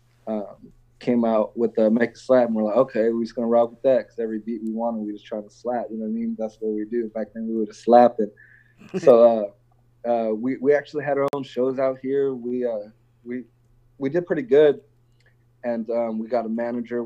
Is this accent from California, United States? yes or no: yes; Northern California, United States; I'm from NorCal.